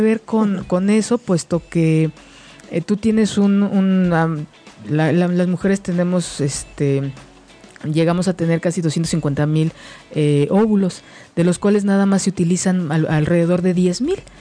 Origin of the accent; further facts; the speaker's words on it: Mexico; la cultura que, tenemos como mexicanos